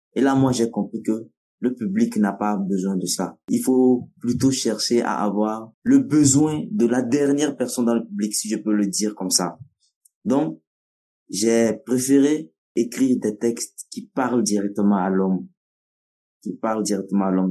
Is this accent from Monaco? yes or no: no; Kara, Kara Region, Togo; first language Nawdm; French is a second language; chez nous à Kara